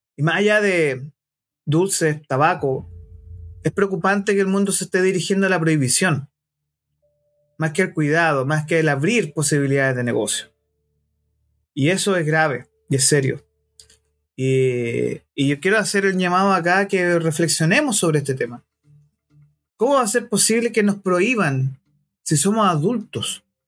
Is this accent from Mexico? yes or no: no; Chile; como varios chilenos nos sentimos tocados en el orgullo nacional